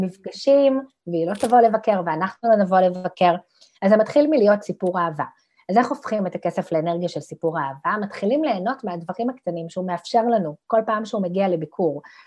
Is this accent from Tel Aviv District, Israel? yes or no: no; Ramla, Central District, Israel; גדלתי ברמלה